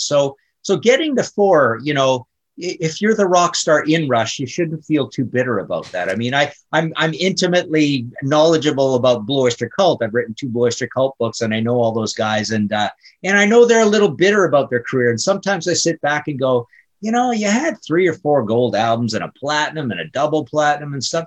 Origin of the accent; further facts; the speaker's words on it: Canada; I'm Canadian